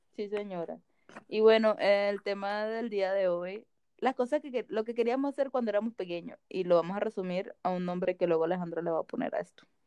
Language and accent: Spanish; Caribbean coast, Colombia; en la costa se dice PEA